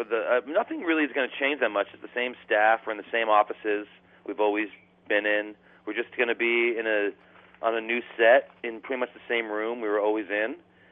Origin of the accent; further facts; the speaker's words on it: Princeton, New Jersey, United States; I grew up in Jersey, in Princeton, New Jersey.